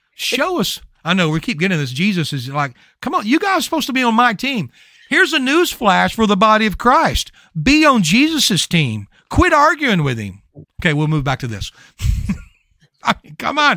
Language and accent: English; Louisiana, United States; I'm from Louisiana.